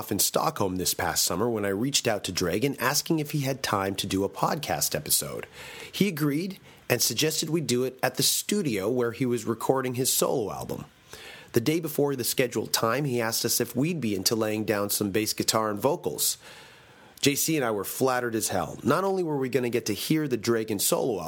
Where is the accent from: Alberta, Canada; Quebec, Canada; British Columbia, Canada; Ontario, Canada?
Ontario, Canada; Toronto; Toronto is my hometown